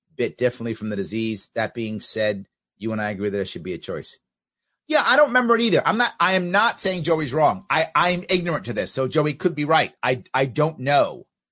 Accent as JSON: {"language": "English", "region": "New York", "country": "United States", "said": "being a New Yorker"}